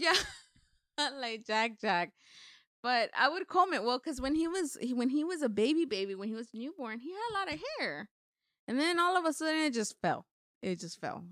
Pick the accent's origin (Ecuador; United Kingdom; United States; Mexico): Mexico; moved away; I have both of my parents' last name because I was born in Mexico